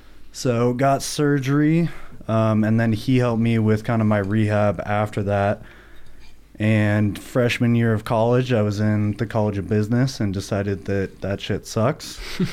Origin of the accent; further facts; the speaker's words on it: Reno, Nevada, United States; I grew up in Reno. Been here my whole life. I went to Galena High School as well.